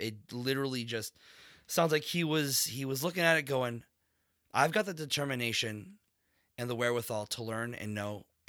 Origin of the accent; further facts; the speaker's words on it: Vista, California, United States; Even in the city we grew up in Vista